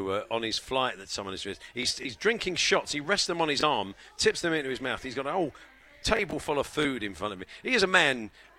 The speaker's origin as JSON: {"language": "English", "country": "United Kingdom", "said": "We're British"}